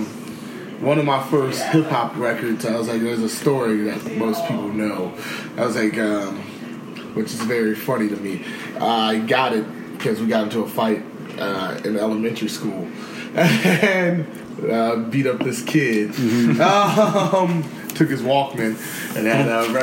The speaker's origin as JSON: {"language": "English", "town": "Detroit", "region": "Michigan", "country": "United States", "tie": "born or raised there", "moved": "yes", "said": "Growing up in Detroit, it was especially back in the '90s when I was still there, and like early 2000s"}